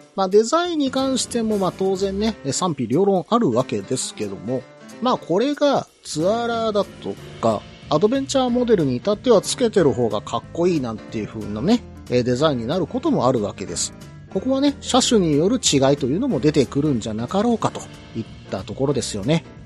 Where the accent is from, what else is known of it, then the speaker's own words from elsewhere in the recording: Osaka, Japan; 出身である大阪